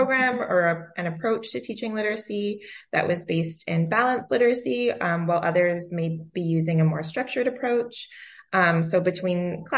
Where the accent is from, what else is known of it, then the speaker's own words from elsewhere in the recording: British Columbia, Canada; now in Yukon, Canada; I grew up in British Columbia and moved to the Yukon 20 years ago.